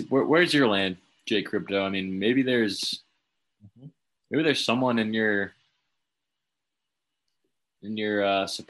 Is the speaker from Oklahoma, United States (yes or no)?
no; Boston area, Massachusetts, United States; We're both from the Boston area